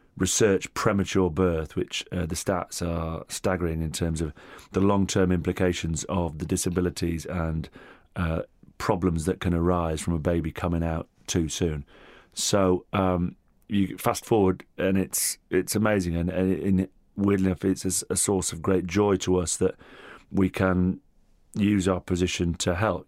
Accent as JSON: {"language": "English", "town": "Hurst Green", "region": "North West England", "country": "United Kingdom", "tie": "born or raised there", "also_born_or_lived": "Rome, Italy", "first_language": "Italian", "second_language": "English", "said": "we came back in '78, and then my little village was everything"}